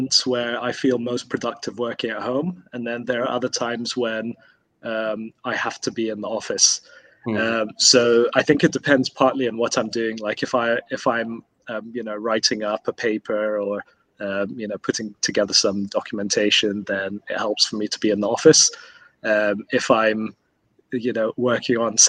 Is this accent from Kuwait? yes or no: yes; Kuwait; moved away; I grew up in Kuwait